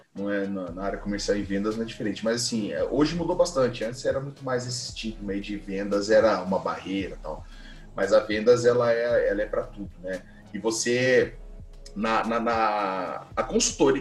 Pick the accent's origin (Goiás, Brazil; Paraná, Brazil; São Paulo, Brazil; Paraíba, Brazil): Paraná, Brazil; Londrina; now in Piracicaba, Brazil; eu sou de Londrina, não estou morando em Londrina há um tempo, mas somos de Londrina